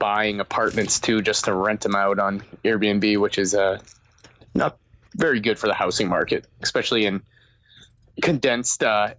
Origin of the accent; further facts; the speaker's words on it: right outside of Boston, Massachusetts, United States; also born or lived in Melrose / Somerville / Chelsea; I grew up right outside of Boston, in a couple towns, namely Melrose, Somerville, Chelsea